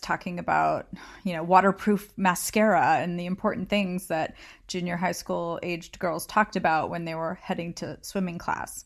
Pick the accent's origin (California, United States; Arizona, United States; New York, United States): California, United States; I grew up in California